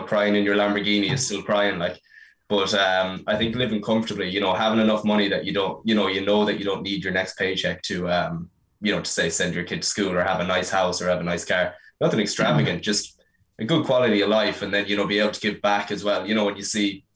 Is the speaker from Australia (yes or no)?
no; Ireland; being European and being Irish